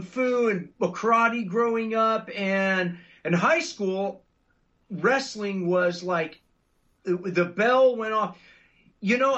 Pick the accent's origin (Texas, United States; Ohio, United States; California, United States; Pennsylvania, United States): California, United States; Los Angeles; I grew up in the South Bay of L.A.